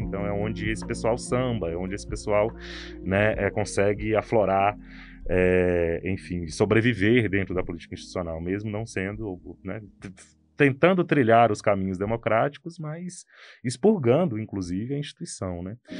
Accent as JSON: {"language": "Portuguese", "country": "Brazil", "said": "da nossa identidade como brasileiro"}